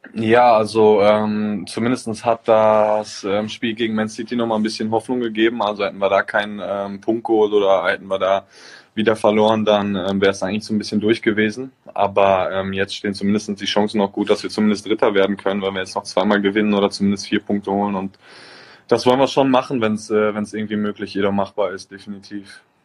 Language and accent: German; Germany; now in Bergamo, Italy; ich noch nie in meinem Heimatland Fußball gespielt habe